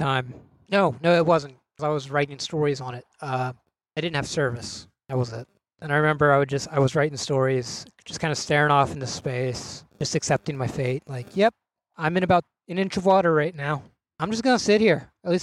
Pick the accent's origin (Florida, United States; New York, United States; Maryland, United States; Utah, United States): Maryland, United States; Cumberland; moved away; I'm from Cumberland, Maryland